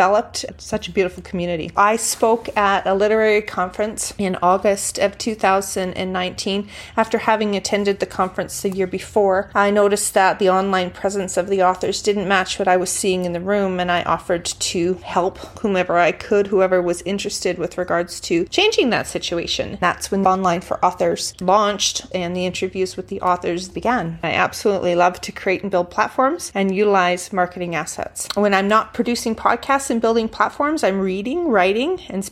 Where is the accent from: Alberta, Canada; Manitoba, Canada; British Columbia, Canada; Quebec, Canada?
Alberta, Canada; Calgary; also born or lived in Houston, Texas / Banff, Alberta / DeWinton, Alberta / Okotoks, Alberta; I was born in Calgary, Alberta, Canada. I've lived in Houston, Texas, Banff, Alberta, DeWinton, Alberta, Okotoks, Alberta, in that order. And I've always come home to Calgary. Calgary is my home.